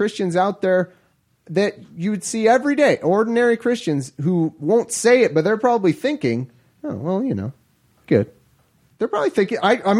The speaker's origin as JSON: {"language": "English", "region": "California", "country": "United States", "said": "I'm from California."}